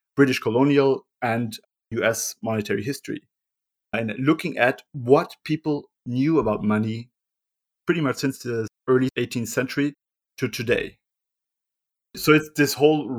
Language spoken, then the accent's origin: English; Austria; I grew up in Europe, in Euroland, in Austria